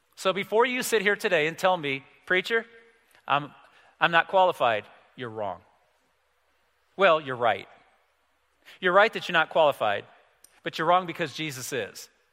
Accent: United States; I'm an American male

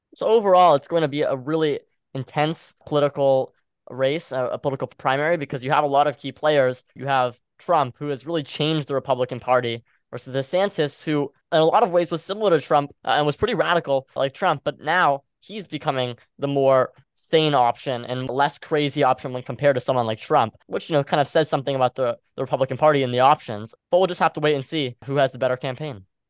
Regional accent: Houston, Texas, United States; I'm someone from Houston, Texas

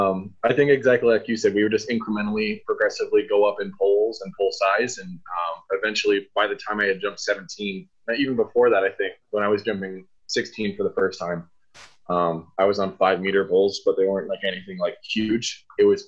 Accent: Kansas City, Missouri, United States; born or raised there

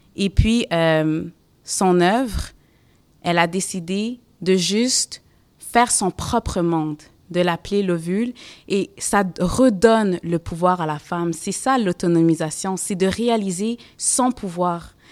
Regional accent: Montreal, Quebec, Canada; Moi, j'ai grandi à Côte-des-Neiges. C'est un quartier multiculturel

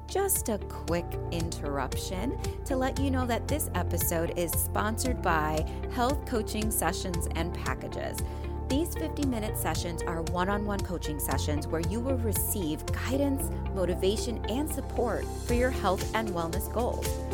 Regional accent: Midwest, United States; I'm from the Midwest

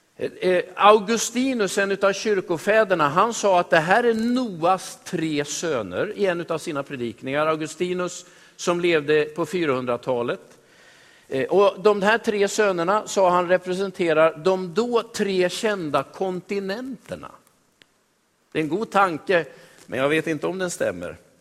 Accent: Västerås, Västmanland, Sweden; Jag är född och uppvuxen i Västerås, jag. Jag har bott i Sverige hela mitt liv.

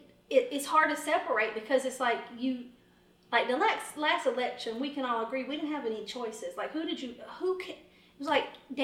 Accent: the South, United States; I'm from the South.

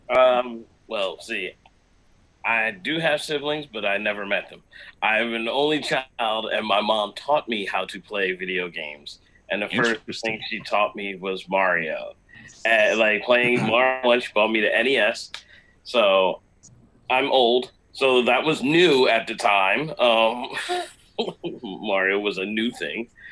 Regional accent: Jamaica; moved away; being a Jamaican

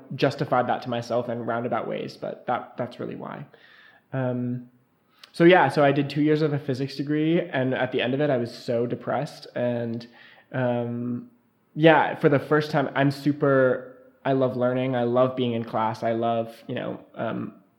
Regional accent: Missoula, Montana, United States; I'm from Missoula, Montana, and my music background is I started playing the piano when I was in second grade

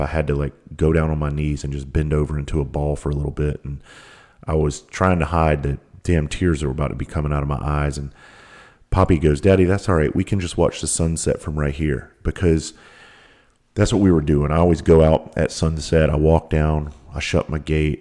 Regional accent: South Carolina, United States; I grew up in South Carolina, the most southern tip of South Carolina

